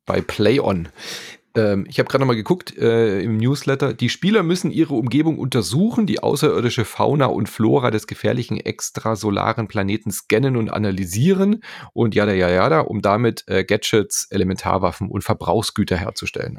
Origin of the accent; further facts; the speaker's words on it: Germany; hier bei uns in Deutschland